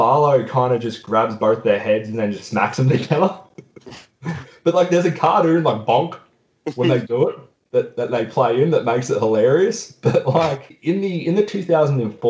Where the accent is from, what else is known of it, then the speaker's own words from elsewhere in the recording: Gippsland, Victoria, Australia; in Gippsland, I mean, which is pretty much all of around in where my hometown is.